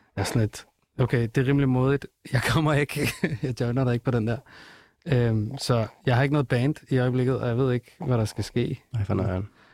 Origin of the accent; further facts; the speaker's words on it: Denmark; Jeg føler, at Danmark er mit hjemland